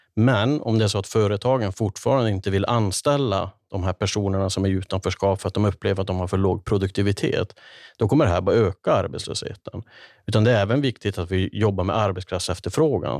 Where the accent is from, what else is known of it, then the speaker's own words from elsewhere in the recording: Kiruna, Norrbotten County, Sweden; Jag brukar referera tillbaka till min uppväxt i Kiruna, i, i arbetarklassens Kiruna